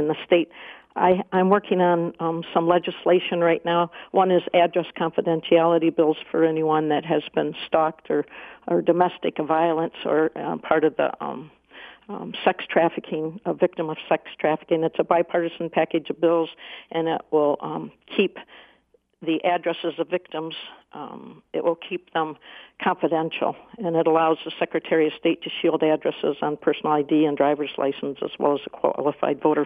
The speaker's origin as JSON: {"language": "English", "town": "Waterford", "country": "United States", "tie": "born or raised there", "said": "I grew up in Waterford"}